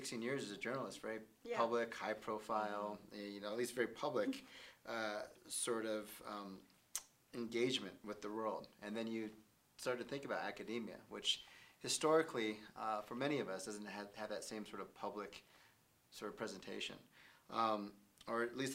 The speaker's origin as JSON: {"language": "English", "town": "Denver", "region": "Colorado", "country": "United States", "tie": "born or raised there", "said": "I grew up here in Denver"}